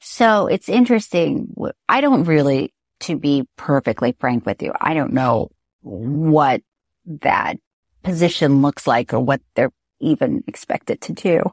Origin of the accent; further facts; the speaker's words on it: Florida, United States; I'm from Florida